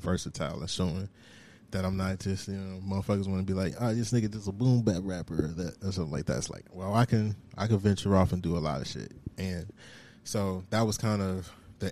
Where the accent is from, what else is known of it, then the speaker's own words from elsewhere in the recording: United States; growing up where I grew up in the South Side